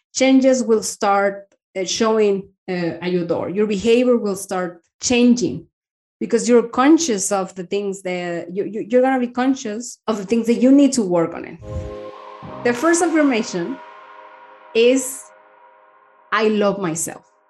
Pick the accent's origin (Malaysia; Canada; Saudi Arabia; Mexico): Mexico; moved away as an adult; now in Denmark; I am from Mexico